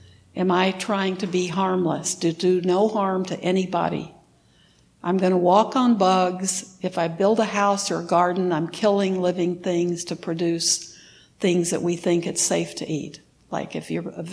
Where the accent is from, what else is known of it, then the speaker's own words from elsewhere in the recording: Texas, United States; moved away; also born or lived in Wisconsin; I lived in Wisconsin for 30 years, and I grew up in Texas